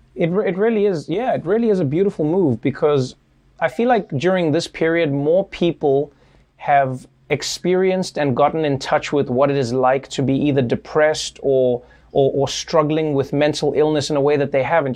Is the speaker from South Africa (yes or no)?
yes; South Africa; moved away; I grew up in South Africa